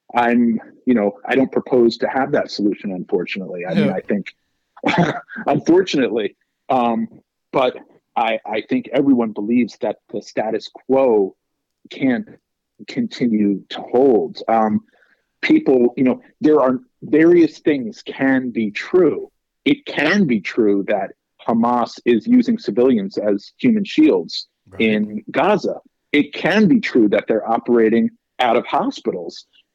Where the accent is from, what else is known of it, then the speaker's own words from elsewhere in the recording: United States; as an American Jew who is directly affected by the policies of Israel